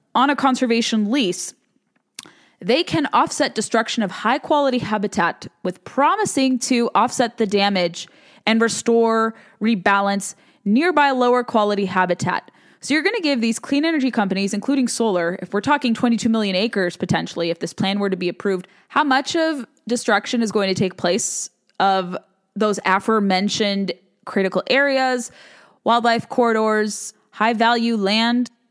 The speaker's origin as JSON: {"language": "English", "region": "the West", "country": "United States", "moved": "yes", "said": "I'm from the West"}